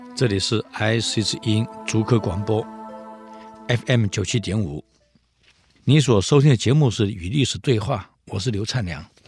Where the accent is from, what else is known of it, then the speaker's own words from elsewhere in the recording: Taiwan; 我们台湾人很少尝试到零下二十度以下那种气候